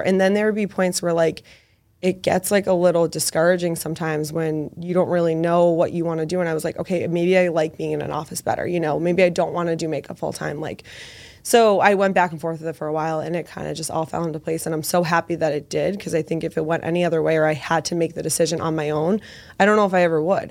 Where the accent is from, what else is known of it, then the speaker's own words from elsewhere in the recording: Medford, Massachusetts, United States; I am from Medford, so very close to the city